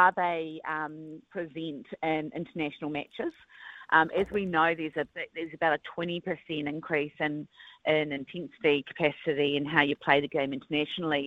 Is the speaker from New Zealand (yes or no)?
yes; Christchurch, Canterbury, New Zealand; I grew up in Christchurch